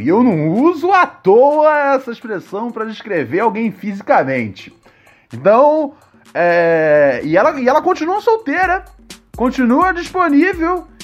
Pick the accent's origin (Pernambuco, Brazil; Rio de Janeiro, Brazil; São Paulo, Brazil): Rio de Janeiro, Brazil; da área onde eu cresci, no Morro do Adeus